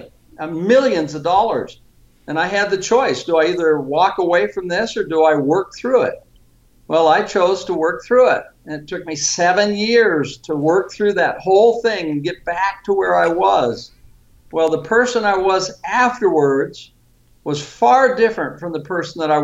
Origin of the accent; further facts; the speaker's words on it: Vallejo, California, United States; moved away as an adult; also born or lived in San Francisco, California; I was raised in Vallejo, California